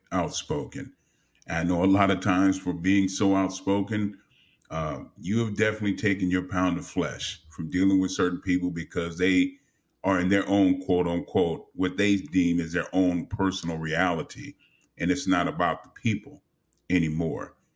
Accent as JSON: {"language": "English", "town": "Los Angeles", "region": "California", "country": "United States", "tie": "born or raised there", "said": "growing up in Los Angeles"}